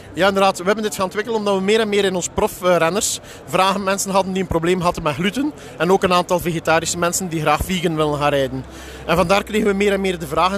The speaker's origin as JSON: {"language": "Dutch", "country": "Belgium", "said": "Ik kom eh, uit België"}